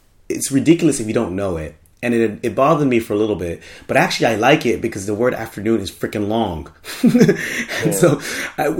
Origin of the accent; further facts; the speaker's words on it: United States; now in Japan; in America, like, adding some IE to something, like, we don't do it that much